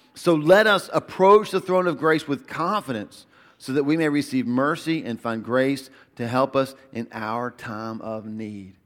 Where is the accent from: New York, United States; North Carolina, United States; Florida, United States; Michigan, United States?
North Carolina, United States; Albemarle; I'm from Albemarle.